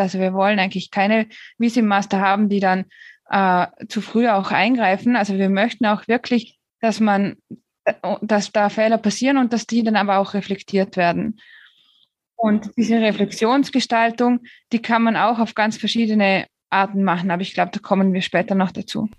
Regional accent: Austria; also born or lived in Switzerland; now in Spain; Ich bin eigentlich gebürtige Österreicherin, habe dann acht Jahre in der Schweiz gelebt

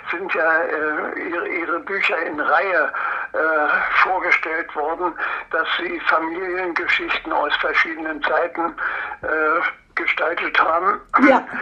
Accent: Templin, Brandenburg, Germany; born there; Ja, äh, geboren bin ich in Templin in Ockermark. da wo Angela Merkel äh, zu Hause ist.

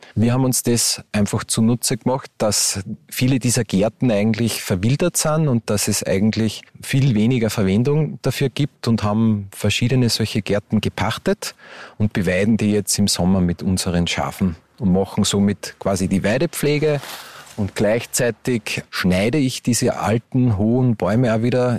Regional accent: Upper Austria, Austria; moved away as an adult; now in Hermagor, Austria; bin ja ursprünglich aus Oberösterreich und lebe jetzt da mit meiner Frau

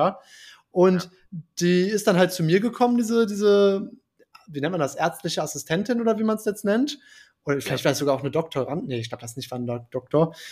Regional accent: Germany; als Deutscher

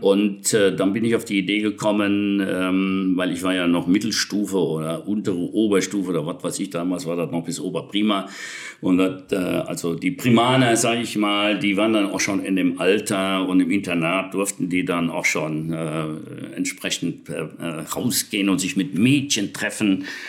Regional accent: Betzdorf, Rhineland-Palatinate, Germany; moved away; zu Hause, wo ich geboren bin, im Westerwald, in Betzdorf

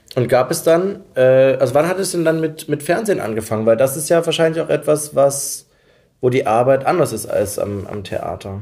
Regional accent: near Dresden, Saxony, Germany; Ich komme ja eigentlich aus der Nähe von Dresden.

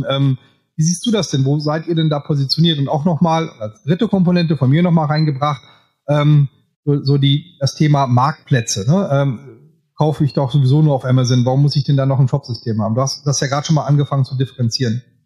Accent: Münsterland, North Rhine-Westphalia, Germany; Also ich komme ja hier auch aus Münsterland, bin nicht so weit weg von dir

